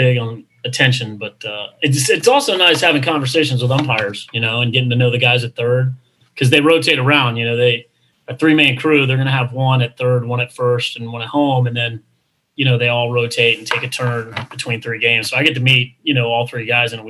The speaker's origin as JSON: {"language": "English", "region": "Texas", "country": "United States", "tie": "born there", "said": "I was born in Texas"}